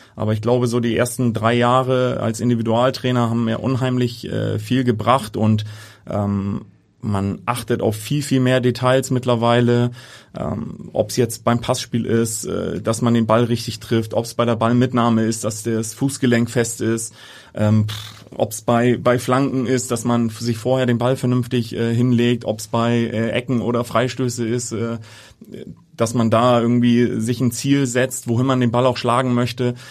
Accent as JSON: {"language": "German", "region": "Hamburg", "country": "Germany", "tie": "born or raised there", "also_born_or_lived": "Niendorf, Hamburg", "said": "gebürtig Altona, ja, aber mittlerweile in Niendorf äh, ansässig"}